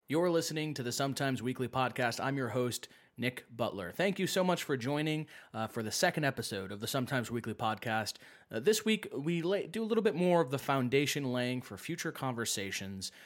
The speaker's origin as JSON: {"language": "English", "country": "United Kingdom", "moved": "yes", "lives_now": "United States", "said": "a British person coming to the United States"}